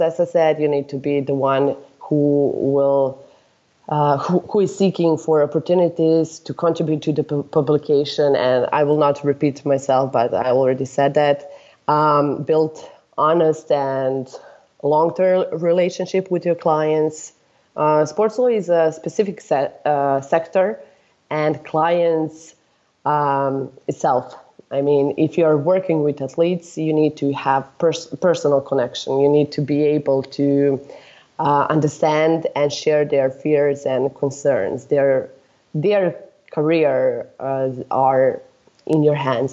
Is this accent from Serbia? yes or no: yes; Serbia; I'm from Serbia